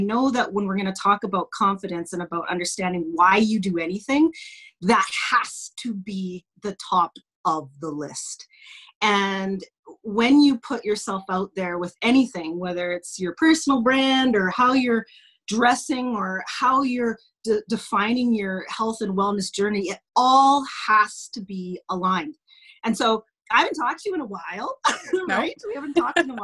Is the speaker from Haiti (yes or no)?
no; Lloydminster, Saskatchewan, Canada; also born or lived in United States / Yorkton / Regina; I grew up in small town Saskatchewan, blah, blah, blah, la, la, la. We moved from the States to Yorkton, to Regina, to Lloydminster, and then spent most of my growing up here in Lloydminster